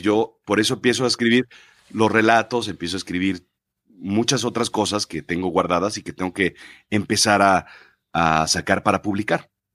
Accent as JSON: {"language": "Spanish", "country": "Mexico", "tie": "born or raised there", "said": "yo nazco en México, soy mexicano"}